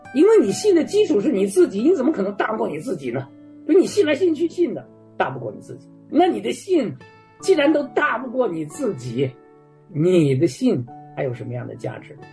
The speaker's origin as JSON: {"language": "Chinese", "country": "Canada", "moved": "as an adult", "lives_now": "Warsaw, Poland", "said": "我们加拿大人"}